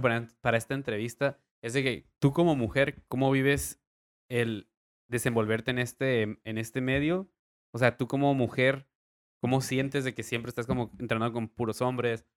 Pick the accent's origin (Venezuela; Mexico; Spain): Mexico; Tijuana, Baja California; also born or lived in Rosarito, Baja California; tijuanense, half rosaritense.